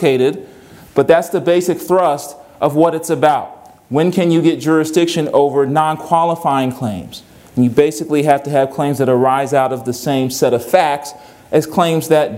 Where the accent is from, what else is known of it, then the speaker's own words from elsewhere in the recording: Virginia, United States; I'm from Virginia